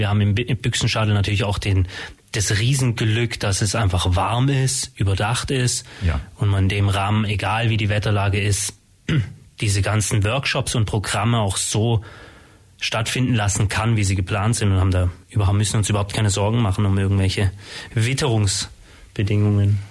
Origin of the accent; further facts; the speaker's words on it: Ulm, Baden-Württemberg, Germany; Ich bin in Ulm geboren, habe jetzt lange, 30 Jahre fast in Ulm gewohnt und gearbeitet